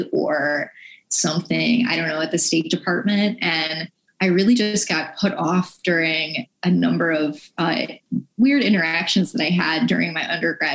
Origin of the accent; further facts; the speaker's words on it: Buffalo, New York, United States; now in Mississippi, United States; I grew up Catholic in Buffalo, New York